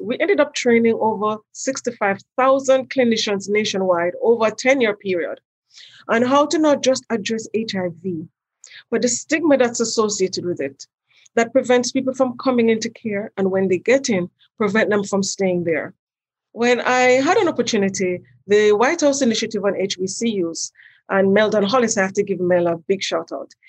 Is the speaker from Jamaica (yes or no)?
yes; Jamaica; moved away as an adult; also born or lived in New York; now in United States; I'm from Jamaica originally, and I've been here since 1982 when I came to do my undergraduate degree at Pratt Institute in New York.